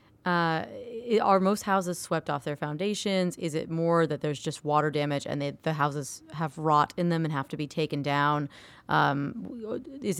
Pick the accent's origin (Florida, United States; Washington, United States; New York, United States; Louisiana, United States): Florida, United States; moved away; I grew up in Florida